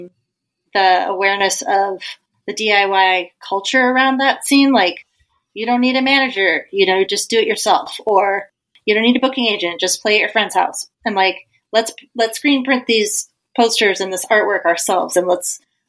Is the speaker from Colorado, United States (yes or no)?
yes; Colorado, United States; I grew up in Colorado